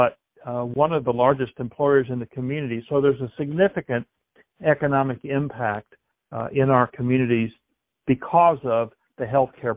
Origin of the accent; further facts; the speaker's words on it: Mountain Grove, Missouri, United States; I grew up in a small town in south central Missouri, Mountain Grove